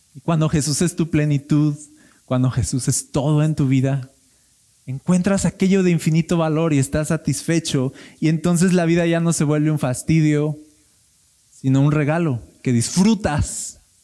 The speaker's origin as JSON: {"language": "Spanish", "country": "Mexico", "said": "somos mexicanos"}